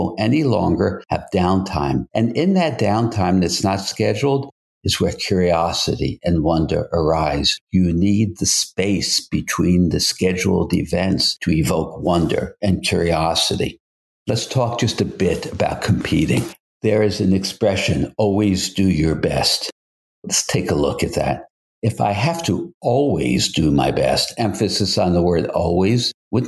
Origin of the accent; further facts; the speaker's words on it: New York City, New York, United States; also born or lived in Brooklyn, New York / Manhattan, New York / Westchester County, New York / Westport, Connecticut; now in Hamptons, Long Island, United States; Then we moved to Queens, which at that time seemed very, very rural.